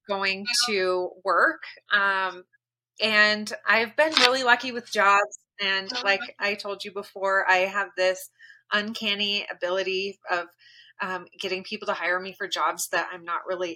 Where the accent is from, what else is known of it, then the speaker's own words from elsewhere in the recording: Kent, Washington, United States; I grew up in Kent, Washington